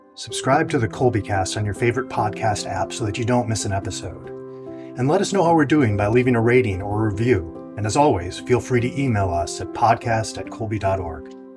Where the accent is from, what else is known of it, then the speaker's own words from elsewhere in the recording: Midwest, United States; moved away; also born or lived in California; I grew up in the Midwest